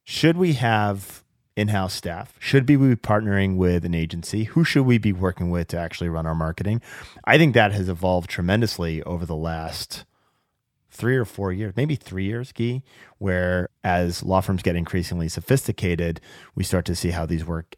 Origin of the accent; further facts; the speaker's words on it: Seattle, Washington, United States; my my hometown of Seattle